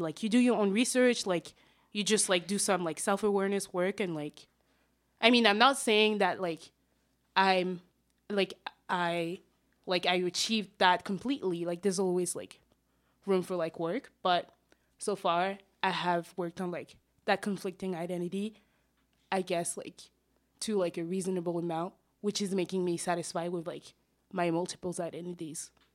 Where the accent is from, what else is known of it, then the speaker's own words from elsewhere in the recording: Paris, Île-de-France, France; also born or lived in Senegal; now in Montreal, Canada; I am originally from Senegal, as I said, but I was born and raised in Paris